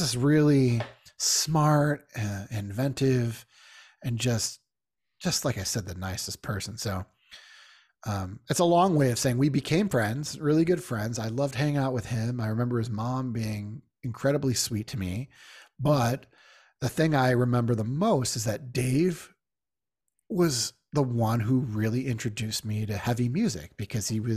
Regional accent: Syracuse, New York, United States; I grew up in Syracuse, New York

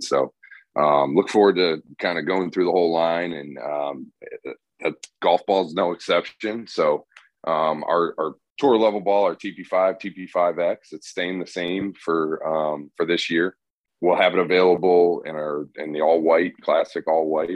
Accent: Northeast, United States; now in the South, United States; I'm from the Northeast

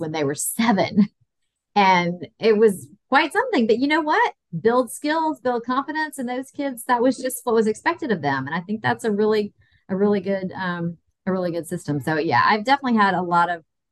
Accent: Tennessee, United States; growing up in the South, there was a very, very strong sense of community, especially in my early childhood in Tennessee

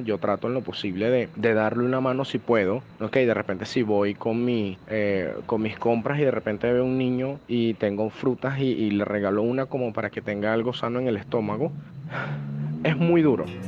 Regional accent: Caracas, Capital District, Venezuela; tengo 30 años y soy de Caracas, Venezuela

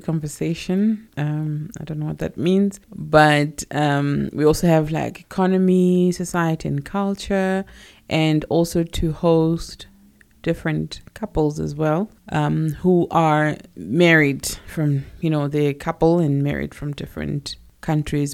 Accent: Johannesburg, Gauteng, South Africa; I was born in Alex, Alexandra, in Johannesburg, and I pretty much grew up there

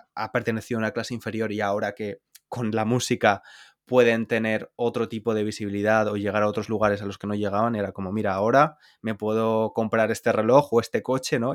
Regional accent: Spain; moved away; cómo somos los españoles

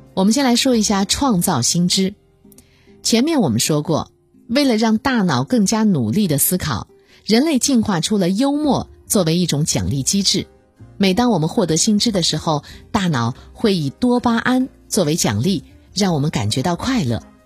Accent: China; 我们中国人

